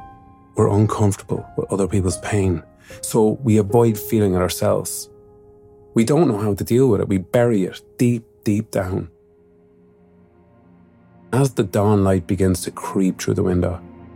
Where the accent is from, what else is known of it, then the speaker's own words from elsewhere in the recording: Mullingar, Leinster, Ireland; my hometown of Mullingar